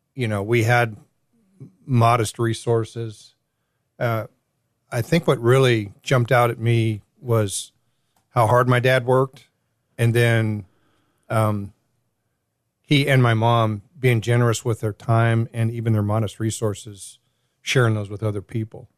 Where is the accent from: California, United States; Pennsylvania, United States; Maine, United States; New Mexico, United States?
California, United States; Southern; now in Greenville, United States; growing up in Southern Cal